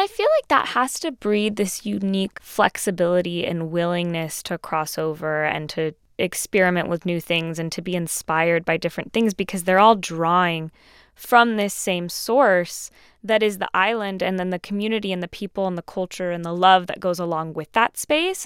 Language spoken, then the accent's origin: English; Southern California, United States; growing up in Southern California, I wasn't around a ton of Puerto Ricans earlier in life